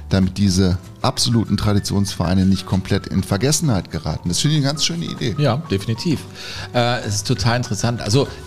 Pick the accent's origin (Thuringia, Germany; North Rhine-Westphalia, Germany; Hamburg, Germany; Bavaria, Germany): North Rhine-Westphalia, Germany; Herne; Ich bin nicht nur ein Kind des Ruhrgebiets, sondern supporte den SV Sodingen auch hin und wieder bei Spielen in der Westfalenliga